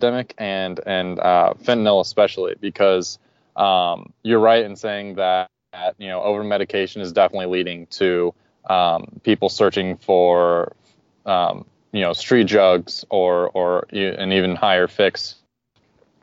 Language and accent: English; Dayton, Ohio, United States; Being from Dayton, Ohio, which is the number one city worst hit by the opioid crisis